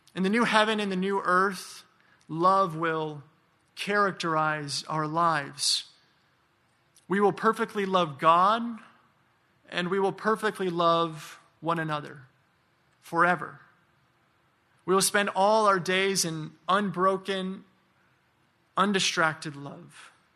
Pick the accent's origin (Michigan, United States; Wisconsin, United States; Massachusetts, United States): Michigan, United States; moved away; I'm from Michigan. I do not miss that weather at all.